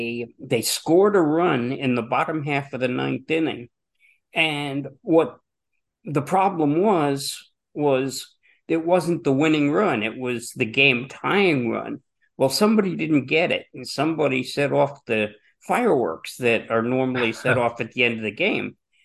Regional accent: New Jersey, United States; I grew up in New Jersey, where minor league baseball was still years and years in the future.

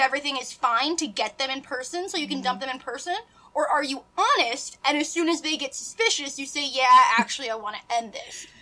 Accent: Midwest, United States; accent: nasally; I'm just from the Midwest. So like, I'm nasally

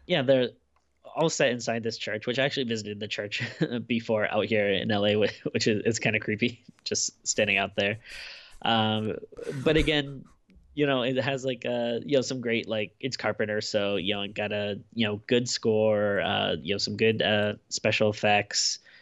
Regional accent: United States; kid in the nineties growing up in America

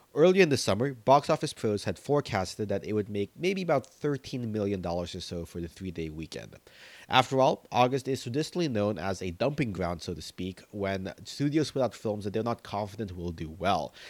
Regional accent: United States; As a Filipino American

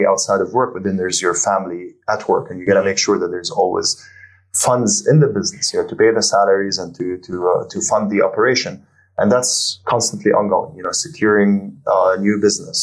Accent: Jordan; now in Abu Dhabi, United Arab Emirates; I'm originally from Jordan

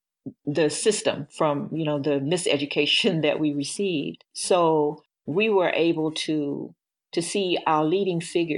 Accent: Natchez, Mississippi, United States; now in Detroit, United States; We grew up in Natchez, Mississippi, and during the 50s, I was born in the 50s, and during the 60s and the 70s, it wasn't the easiest place to live, to be as a Black person.

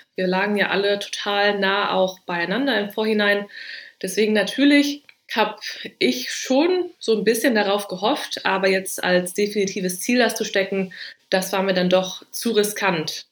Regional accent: Düsseldorf, North Rhine-Westphalia, Germany; bei uns in Düsseldorf

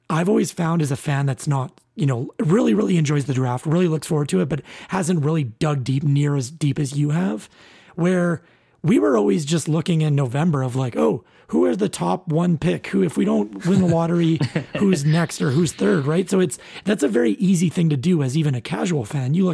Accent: Red Deer, Alberta, Canada; I grew up in Red Deer watching the Red Deer Rebels all the time

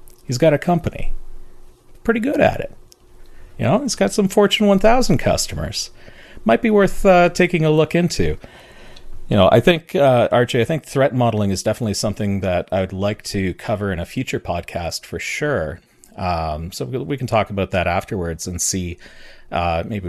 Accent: Canada; I'm Canadian

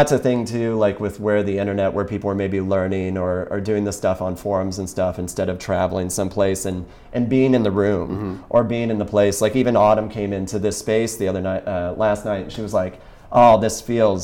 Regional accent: Kentucky, United States; I'm from Kentucky originally

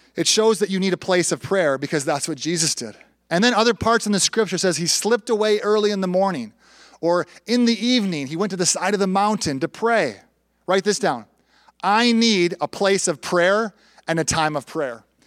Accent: Minneapolis–Saint Paul, Minnesota, United States; moved away as an adult; also born or lived in Bolivia / Panama; I grew up in the Twin Cities, went to the University of St. Thomas

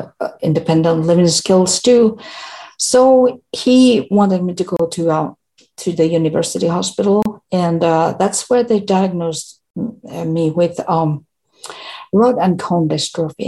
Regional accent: Finland; English is a second language; I am from Finland.

